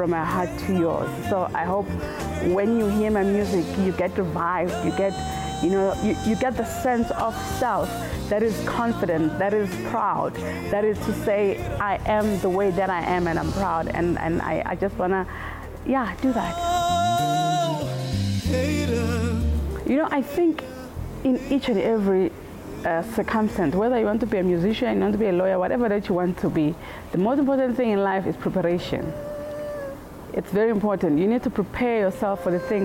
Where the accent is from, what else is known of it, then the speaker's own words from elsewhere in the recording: South Africa; as South African artists